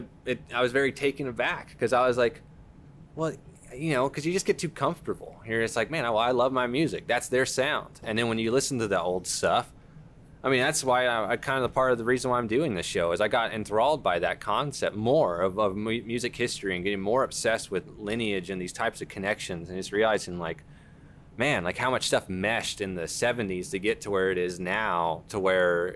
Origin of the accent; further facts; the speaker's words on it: Duncanville, Texas, United States; growing up in Dunganville